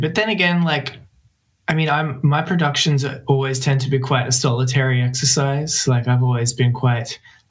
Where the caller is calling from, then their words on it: Melbourne, Victoria, Australia; I'm joining you from my home studio in Melbourne, Australia.